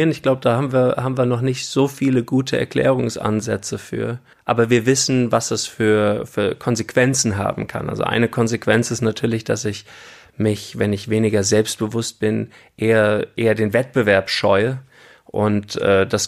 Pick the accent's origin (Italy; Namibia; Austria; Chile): Namibia; also born or lived in Germany / Cape Town, South Africa; Ich bin auch in Deutschland geboren und als ich dann zehn war, sind wir nach Namibia ausgewandert.